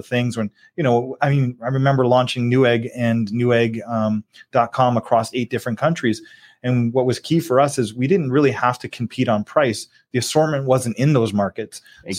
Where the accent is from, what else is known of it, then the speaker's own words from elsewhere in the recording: Canada; being a Canadian